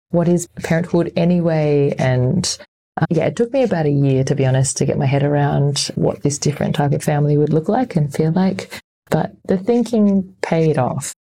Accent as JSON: {"language": "English", "town": "Sydney", "region": "New South Wales", "country": "Australia", "moved": "yes", "lives_now": "Berlin, Germany", "said": "I come from Sydney, Australia."}